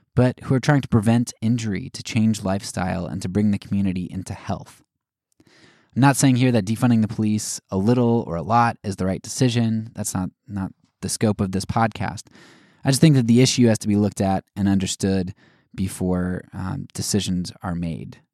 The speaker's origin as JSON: {"language": "English", "country": "United States", "said": "as an American"}